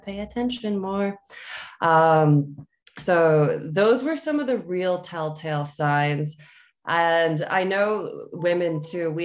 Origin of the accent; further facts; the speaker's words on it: London, Ontario, Canada; I was born in London, Ontario, Canada.